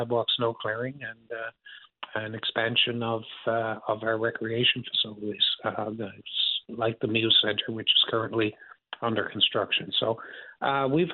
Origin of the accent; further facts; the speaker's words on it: St. John's, Newfoundland and Labrador, Canada; I'm from St. John's and grew up here.